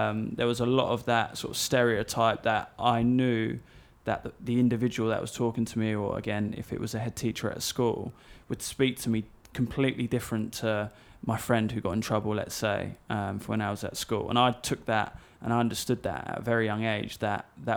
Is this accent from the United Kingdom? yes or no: yes; Essex, East of England, United Kingdom; we grew up in Essex